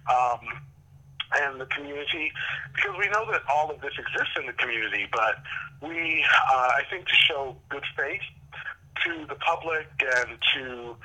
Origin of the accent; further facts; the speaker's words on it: New Jersey, United States; also born or lived in New York City, New York; growing up in Jersey and New York City